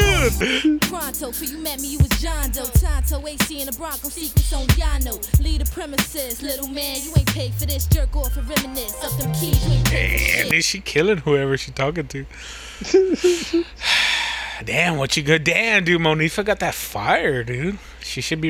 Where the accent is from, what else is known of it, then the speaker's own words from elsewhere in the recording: the South, United States; I'm from the South